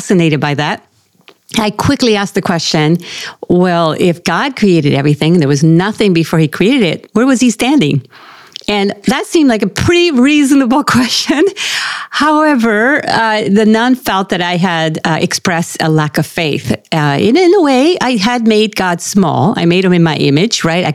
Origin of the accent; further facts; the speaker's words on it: Puerto Rico; now in Irvine, United States; I was born and raised in Puerto Rico